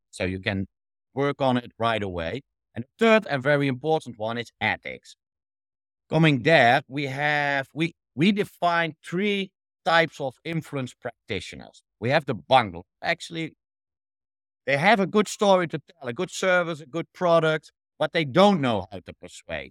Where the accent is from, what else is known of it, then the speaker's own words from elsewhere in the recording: Netherlands; I'm from the Netherlands originally